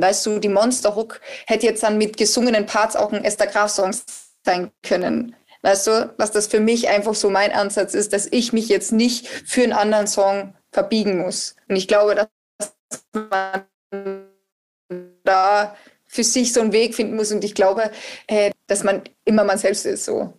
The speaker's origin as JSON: {"language": "German", "country": "Austria", "said": "ich bin ja Österreicherin"}